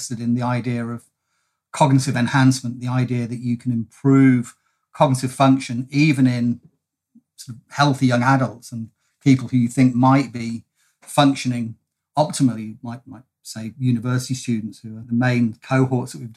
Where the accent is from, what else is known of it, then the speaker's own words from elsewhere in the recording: United Kingdom; now in Melbourne, Australia; I am a POM from the UK originally